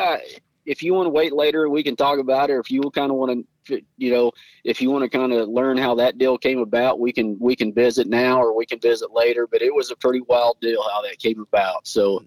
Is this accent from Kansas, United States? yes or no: yes; Scott City, Kansas, United States; my hometown of Scott City, where I was born and raised at, and where I currently reside.